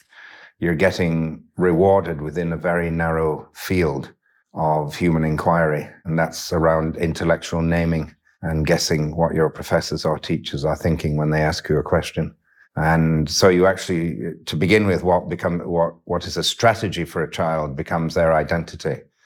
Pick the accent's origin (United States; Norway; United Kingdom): United Kingdom; Yorkshire and the Humber; also born or lived in west of Ireland; you're shaped into a very different speaking representation of humanity growing up in Yorkshire than you are in many other places in the world. And you're shaped in the west of Ireland in a very different way too.